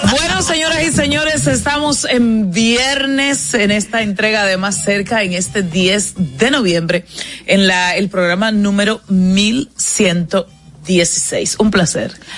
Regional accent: Dominican Republic

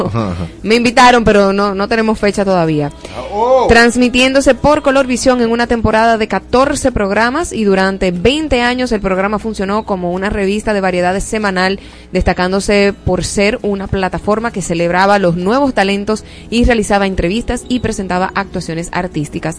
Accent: Dominican Republic

